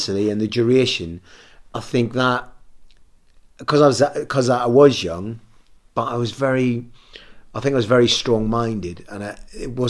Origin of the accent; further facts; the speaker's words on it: Belfast, Northern Ireland, United Kingdom; moved away; I come from Belfast